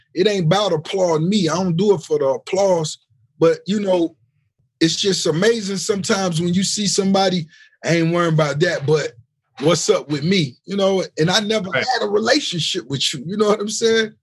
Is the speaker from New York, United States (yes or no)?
no; Miami, Florida, United States; the hip hop scene in Miami, you know, when I was a youngster